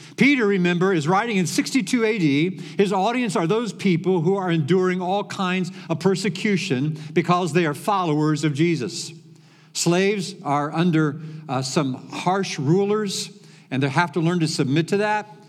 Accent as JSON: {"language": "English", "country": "Venezuela", "second_language": "English", "moved": "as an adult", "lives_now": "Plainfield, United States", "said": "from Venezuela."}